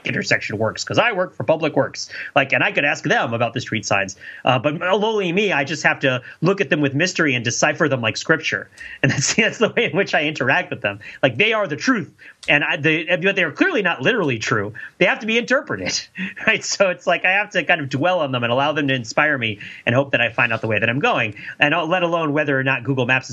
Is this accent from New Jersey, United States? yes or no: yes; New Jersey, United States; now in Massachusetts, United States; where I grew up in New Jersey